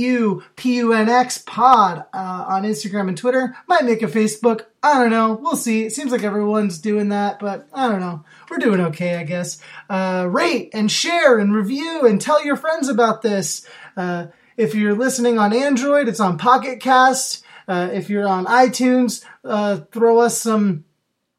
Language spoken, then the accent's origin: English; Oregon, United States; moved away; you're in my home state right now